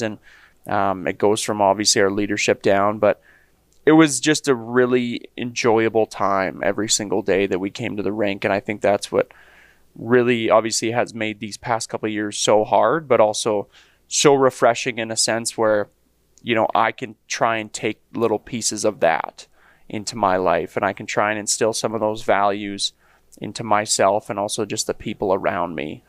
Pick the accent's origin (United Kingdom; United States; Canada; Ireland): Canada; Leduc, Alberta; grew up in Leduc